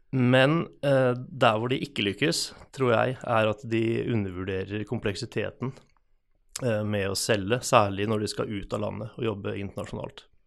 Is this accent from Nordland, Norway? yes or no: no; Hvaler, Østfold, Norway; moved away as an adult; now in Halden, Norway; Jeg er født og oppvokst på Hvaler